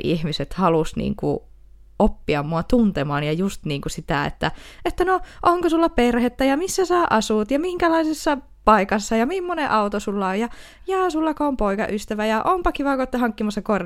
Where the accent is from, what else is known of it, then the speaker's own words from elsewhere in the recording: Oulu, North Ostrobothnia, Finland; accent: Oulu dialect; Mä oon kyllä aina puhunut sille Oulua